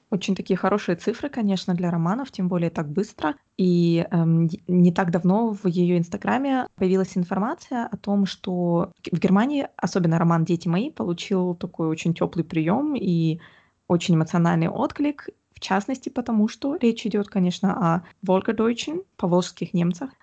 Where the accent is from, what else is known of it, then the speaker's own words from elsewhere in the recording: Omsk, Omsk Oblast, Russia; я выросла в Омске